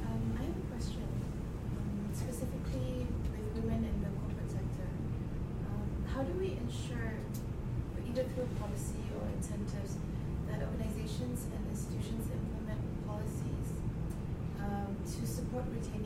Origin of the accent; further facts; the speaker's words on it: Malaysia; I'm from Malaysia